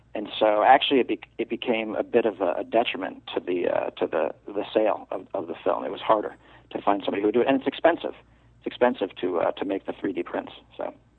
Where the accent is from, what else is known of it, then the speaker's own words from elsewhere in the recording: New York, United States; moved away; I'm from New York.